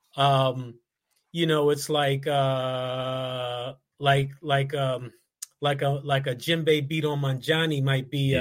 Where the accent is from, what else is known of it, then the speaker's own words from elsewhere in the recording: Washington, District of Columbia, United States; accent: DC; we were the only two guys in the band that were born on the state side, and we're both from DC.